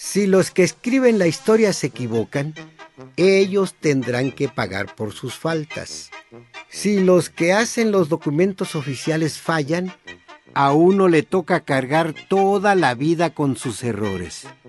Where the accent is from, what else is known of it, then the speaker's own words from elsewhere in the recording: Guasave, Sinaloa, Mexico; moved away; also born or lived in Mexico City; Nací en la Noria, Guasave, Sinaloa